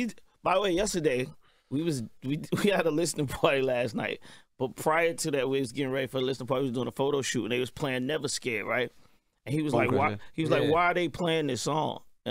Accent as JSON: {"language": "English", "town": "Atlanta", "region": "Georgia", "country": "United States", "said": "And then I'm from the South. I represent Atlanta, mm-hmm. right, to the fullest."}